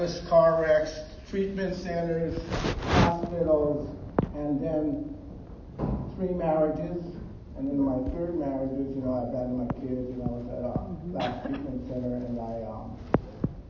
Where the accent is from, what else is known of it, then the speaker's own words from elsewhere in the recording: Honolulu, Hawaii, United States; I was raised in Waikiki, so I'm really familiar and on this place. I grew up right down in Kaimuki.